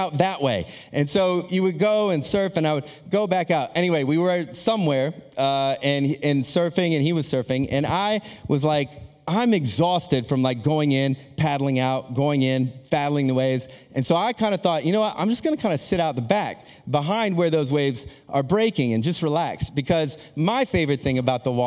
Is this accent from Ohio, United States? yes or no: yes; Akron, Ohio, United States; moved away as an adult; also born or lived in Australia; I'm born and raised in Akron, Ohio